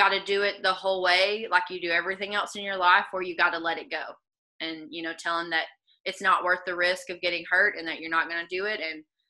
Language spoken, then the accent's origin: English; the South, United States; accent: southern; because especially with my southern accent, like I'll say won't is want